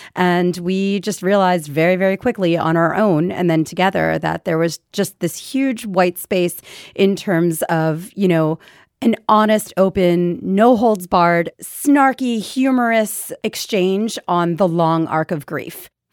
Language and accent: English; Philadelphia, Pennsylvania, United States; moved away as an adult; also born or lived in New York City; Philadelphia, where, where, that's my hometown